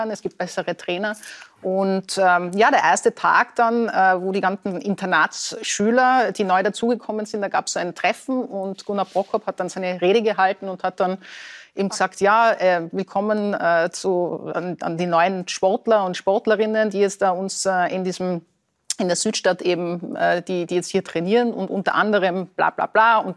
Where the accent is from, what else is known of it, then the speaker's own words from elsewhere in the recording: Tyrol, Austria; accent: Tyrolean; als Tirolerin, mit einem richtigen Tiroler Dialekt